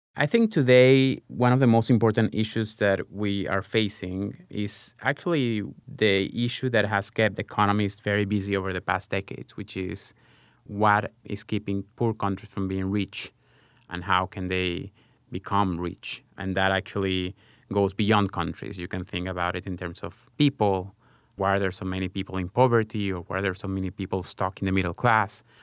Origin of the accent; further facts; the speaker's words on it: Caracas, Capital District, Venezuela; moved away as an adult; also born or lived in Israel; I grew up in Caracas, Venezuela, a developing country